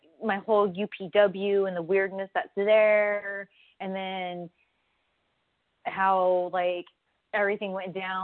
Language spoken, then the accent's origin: English; Southern California, United States; I'm from SoCal, I trained in SoCal originally